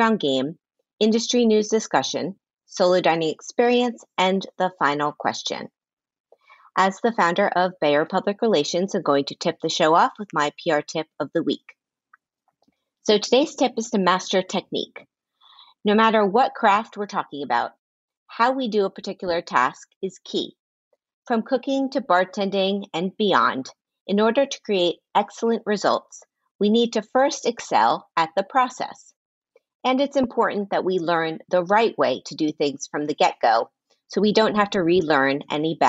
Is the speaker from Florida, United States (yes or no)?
yes; Miami, Florida, United States; now in New York, United States; I'm from Miami.